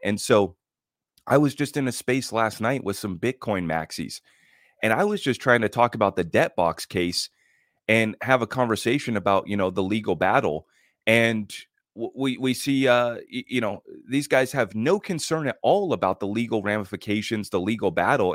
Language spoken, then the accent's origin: English; United States; as an American